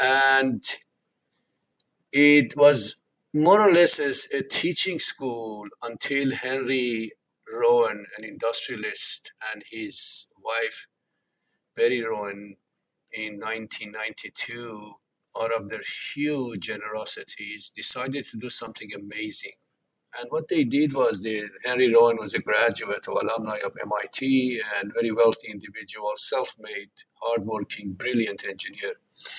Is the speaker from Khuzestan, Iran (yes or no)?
no; Tehran, Tehran Province, Iran; They came from villages far away to the capital, Tehran, and they ended up having 10 children.